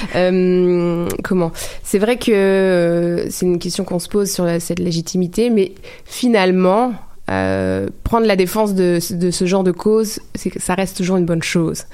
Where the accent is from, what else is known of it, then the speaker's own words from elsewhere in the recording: France; je suis française